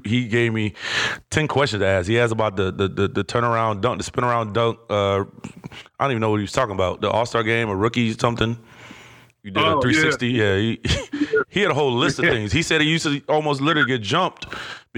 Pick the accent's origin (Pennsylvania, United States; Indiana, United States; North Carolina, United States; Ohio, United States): Ohio, United States; Cleveland; I'm from Cleveland